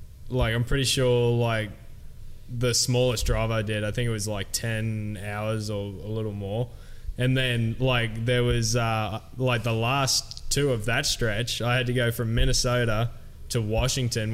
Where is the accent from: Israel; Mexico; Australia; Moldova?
Australia; Cairns, Queensland; Three Cairns rippers on the same team